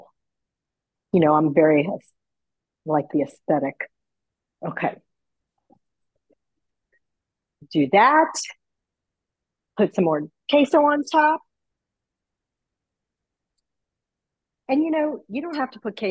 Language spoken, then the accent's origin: English; Texas, United States; also born or lived in New York; I've lived here most of my life, but born in New York and then moved to Texas when I was 10. And so I grew up eating King Ranch chicken casserole